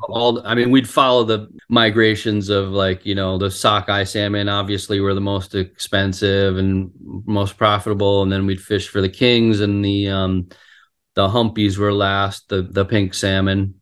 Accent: Rhode Island, United States; also born or lived in Ann Arbor, Michigan; I was born in Ann, Ann Arbor, Michigan, and, um, lived there for the first six years of my life, and then moved to Rhode Island and, you know, so pretty much grew up in Rhode Island

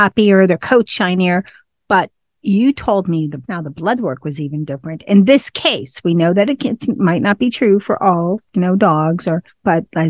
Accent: United States; I'm an American

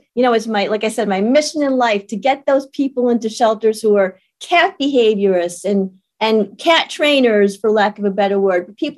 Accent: Maine, United States; now in South Carolina, United States; I grew up in Maine

